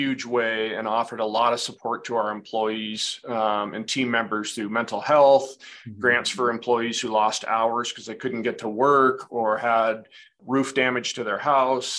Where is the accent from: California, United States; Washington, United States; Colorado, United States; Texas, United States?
Washington, United States; Edmonds; I grew up in Edmonds, Washington, which is just north of the Seattle area.